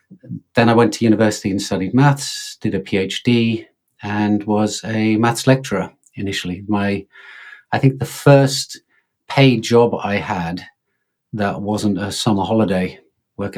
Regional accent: England, United Kingdom; now in Finland; live in Finland, but I'm English, as you can probably tell from my accent

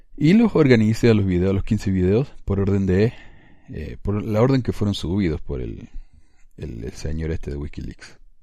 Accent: Córdoba, Argentina; accent: cordobés; now in Ogden, United States; yo soy de Córdoba, porque tengo acento cordobés obviamente.

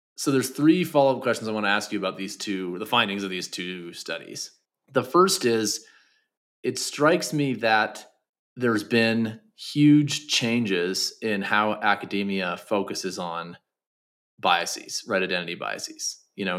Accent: Canada; I'm from Canada

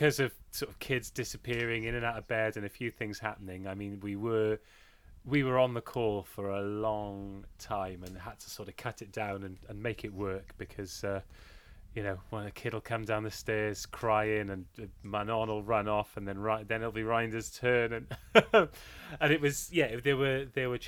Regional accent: Wales, United Kingdom; I'm Welsh

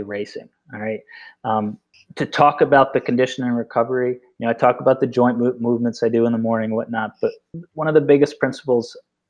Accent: Vermont, United States; I grew up in Vermont.

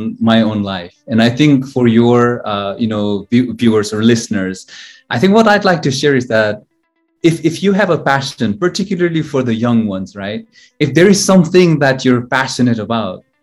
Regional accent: Kathmandu, Bagmati, Nepal; moved away as an adult; also born or lived in Chicago, United States / Myanmar / China / Singapore; I was born in Kathmandu, Nepal, the city of temples, as it's referred to.

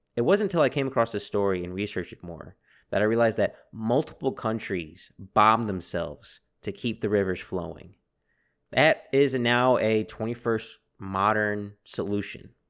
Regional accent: Texas, United States; As a Texan

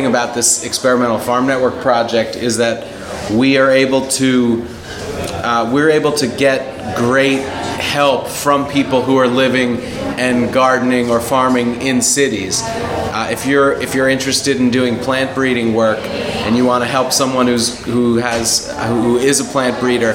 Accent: Philadelphia, Pennsylvania, United States; I was born in Philly and grew up in the suburbs, and I've also lived here

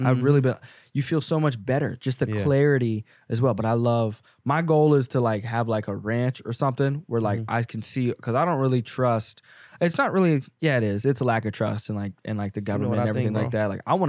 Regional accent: the South, United States; I'm not trying to be a cowboy and all, even though I grew up in the South

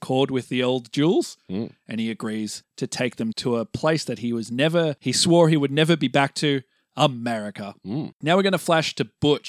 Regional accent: Australia; We're both Australian, so

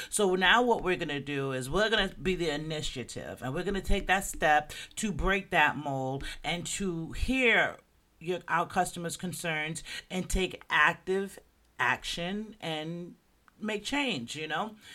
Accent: Jamaica; now in Florida, United States; I'm Jamaican

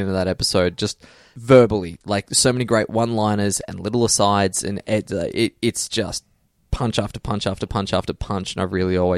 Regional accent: Australia; we're Australian

